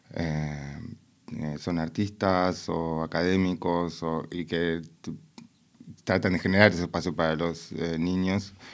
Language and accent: Spanish; Buenos Aires, Argentina; now in Berlin, Germany; vos sos porteña como yo